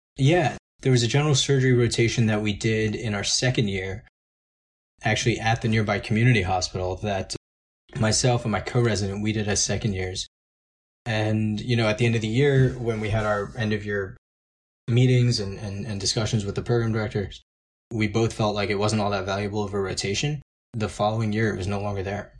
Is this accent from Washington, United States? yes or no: no; New York, United States; now in Hershey, United States; I'm from New York, I'm from a big city